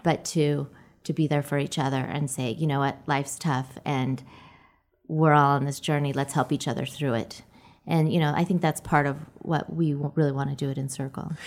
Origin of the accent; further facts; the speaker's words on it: Orem, Utah, United States; I grew up in Orem.